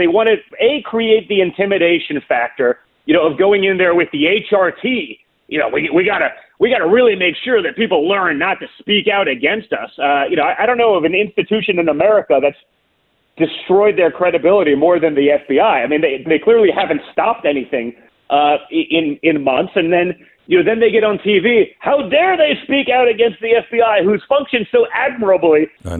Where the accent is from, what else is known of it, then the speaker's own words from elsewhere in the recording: New York, United States; You know, don't forget, I was from New York, even though I'm a lifelong conservative. I was from New York.